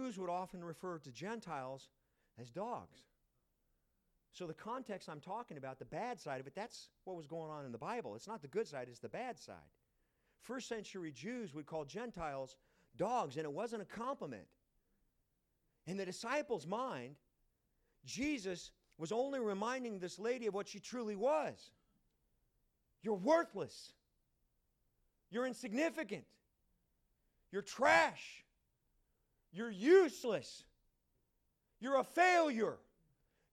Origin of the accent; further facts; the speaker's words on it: United States; moved away as an adult; also born or lived in East Africa / Ethiopia; now in Nairobi, Kenya; I'm American